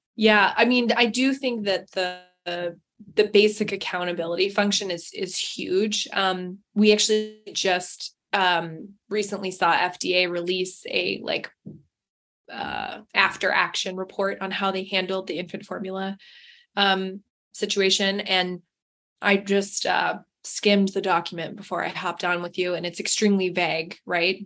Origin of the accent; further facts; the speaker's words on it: Seattle, Washington, United States; moved away as an adult; So I'm from Seattle originally.